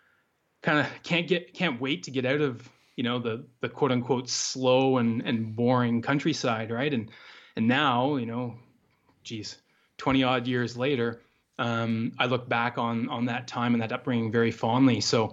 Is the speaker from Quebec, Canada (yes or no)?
no; Douglas, Ontario, Canada; I grew up in Eastern Canada in the province of Ontario in a pretty rural area. The closest town, I would have to say. Village, which we weren't even in. We were out on a farm outside this town or village. It's called Douglas, Ontario.